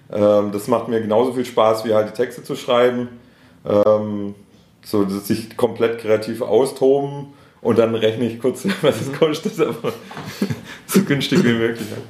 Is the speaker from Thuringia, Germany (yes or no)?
no; Schorndorf, Baden-Württemberg, Germany; accent: Stuttgart Swabian; first language Swedish; moved away as an adult; also born or lived in Stuttgart; now in Ludwigsburg, Germany; ich komme ja ursprünglich aus Schorndorf